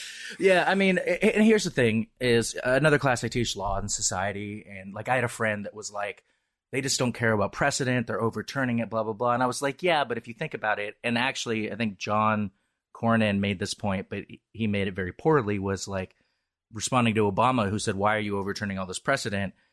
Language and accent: English; Seattle, Washington, United States; I'm a Seattleite and, uh, I'm very Irish